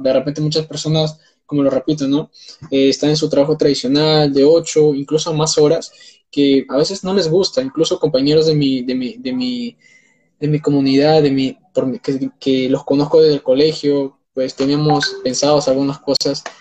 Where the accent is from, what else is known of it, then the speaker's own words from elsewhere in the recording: Peru; tengo 19 años, soy de Perú